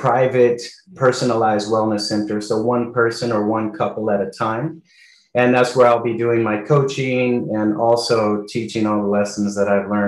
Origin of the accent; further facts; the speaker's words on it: California, United States; moved away as an adult; now in Colombia; come back home to California